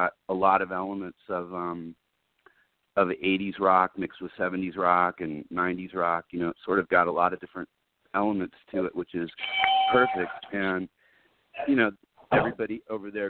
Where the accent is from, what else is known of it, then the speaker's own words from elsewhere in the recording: California, United States; accent: California; my California accent